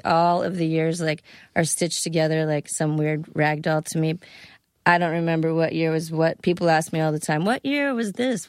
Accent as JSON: {"language": "English", "region": "Florida", "country": "United States", "tie": "born or raised there", "also_born_or_lived": "Fairfax, Virginia", "said": "I grew up in Florida. I was born in Virginia."}